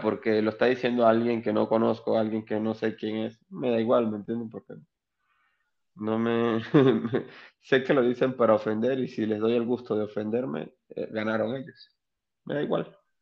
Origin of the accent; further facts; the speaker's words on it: Onoto, Anzoátegui, Venezuela; moved away as an adult; now in Arequipa, Peru; soy del oriente de un estado o provincia o departamento que se llama Anzuategui. Se llama Anzuategui, soy de un pueblo muy pequeño llamado Onoto